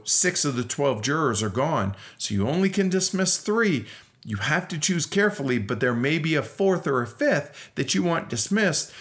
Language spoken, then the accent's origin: English; United States; as an American